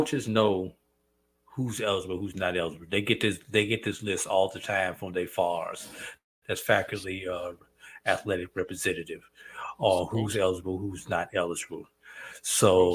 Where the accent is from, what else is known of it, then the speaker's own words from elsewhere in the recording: St. Louis, Missouri, United States; St. Louis, and that's my hometown